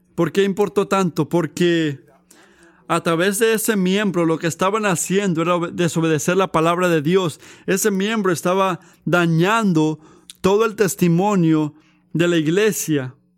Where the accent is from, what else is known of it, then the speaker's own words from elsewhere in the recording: United States; como, americanos